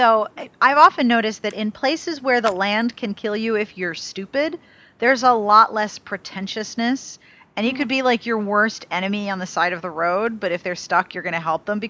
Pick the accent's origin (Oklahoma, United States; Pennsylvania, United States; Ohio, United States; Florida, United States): Pennsylvania, United States; Pittsburgh; Now, I am honorary Midwestern because I was born and raised in Pittsburgh